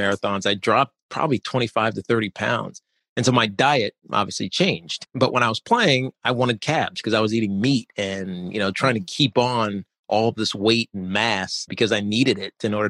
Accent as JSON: {"language": "English", "town": "Roanoke", "region": "Virginia", "country": "United States", "tie": "born or raised there", "said": "I grew up in Roanoke, Virginia, and I went to UVA"}